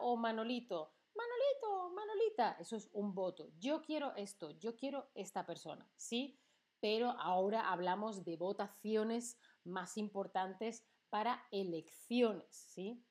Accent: Spain; Yo, que soy de España

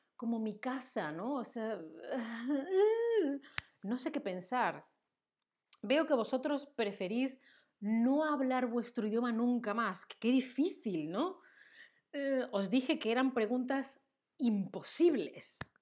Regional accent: Seville, Andalusia, Spain; first language Spanish; now in Germany; Yo soy de Sevilla, en el sur de España

